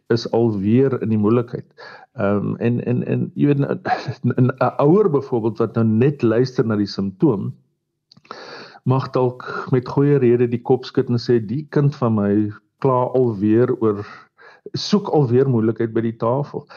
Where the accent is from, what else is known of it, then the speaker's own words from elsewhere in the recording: South Africa; ons as Suid-Afrikaners